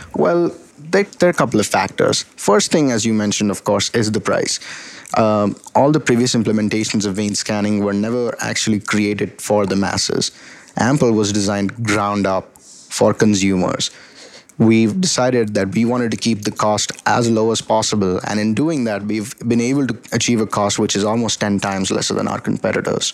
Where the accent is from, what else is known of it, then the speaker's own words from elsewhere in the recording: Delhi, India; moved away as an adult; also born or lived in Atlanta, Georgia, United States; now in United States; I was born and raised in Delhi, India, and I came to the United States for my bachelor's in electrical engineering at Georgia Tech